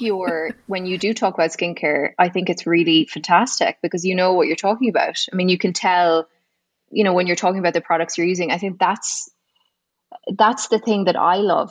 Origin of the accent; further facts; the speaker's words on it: Galway, Connacht, Ireland; moved away as an adult; now in Saudi Arabia; I'm from Galway originally